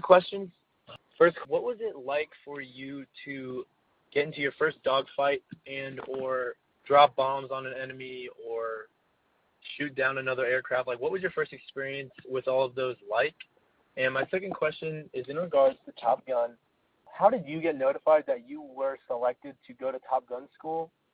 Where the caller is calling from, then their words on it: Dallas, Texas, United States; I'm calling in from Dallas, Texas